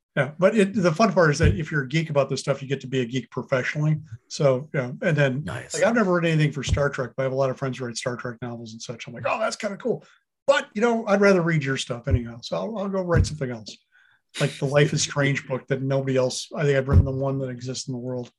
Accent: Wisconsin, United States; I grew up in Wisconsin

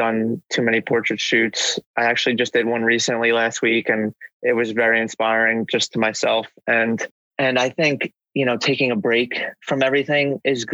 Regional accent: New Jersey, United States; I live basically right outside of New York for my whole life

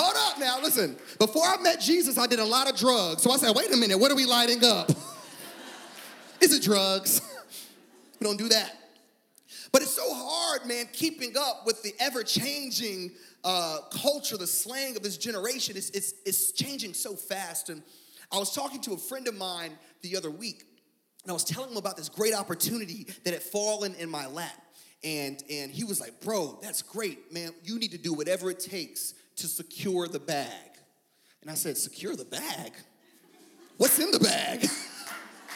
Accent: Fayetteville, North Carolina, United States; when I was a child, we attended this small little church in the backwoods of Fayetteville, North Carolina

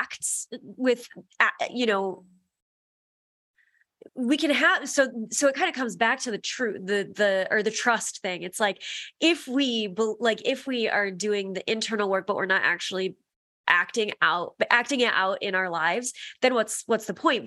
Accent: Midwest, United States; growing up in the Midwest

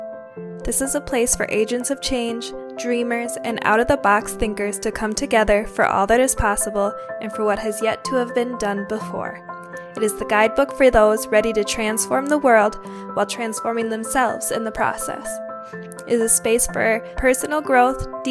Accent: Minnesota, United States; my home state of Minnesota

